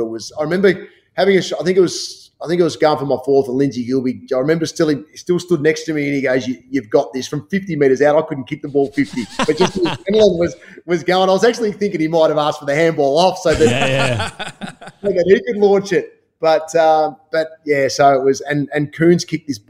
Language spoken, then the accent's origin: English; Hoppers Crossing, Victoria, Australia; when I was growing up in Hoppers Crossing, Noel worked at Mossfield Primary